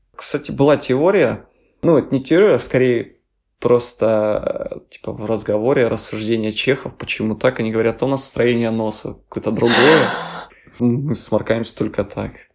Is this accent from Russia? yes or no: no; Ukraine; moved away as an adult; now in Czech Republic; мы с Украины